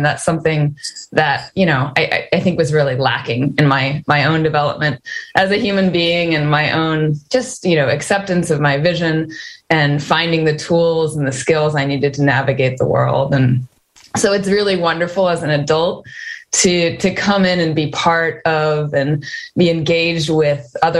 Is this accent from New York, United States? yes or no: no; Olympia, Washington, United States; And I grew up here in Washington State as well. I born and raised in Olympia, went to high school in Tacoma, lived in other parts of the country for a while, and now I am back here in Washington State